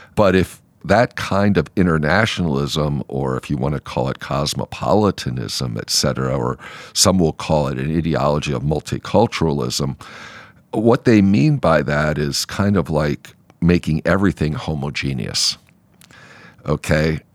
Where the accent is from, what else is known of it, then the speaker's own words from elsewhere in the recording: United States; proud to be an American